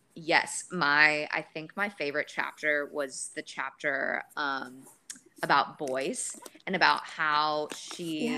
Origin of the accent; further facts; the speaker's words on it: Dallas, Texas, United States; moved away as an adult; also born or lived in Los Angeles; I moved from Los Angeles back home to Dallas